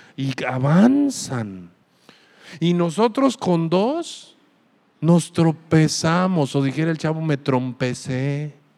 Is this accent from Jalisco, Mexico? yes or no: no; Aguascalientes, Mexico; now in Ensenada, Mexico; yo de donde soy, mi ciudad la veo preciosa. Aguascalientes es una ciudad preciosa